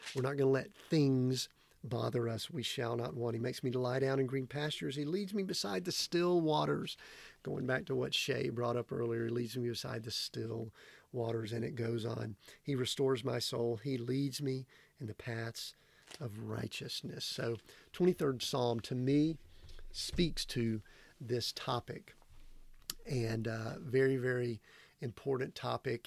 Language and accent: English; Georgia, United States; moved away as an adult; Growing up in Georgia